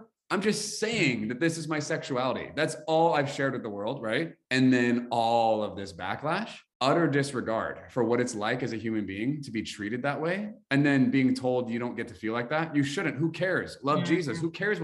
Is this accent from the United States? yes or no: yes; United States; we're American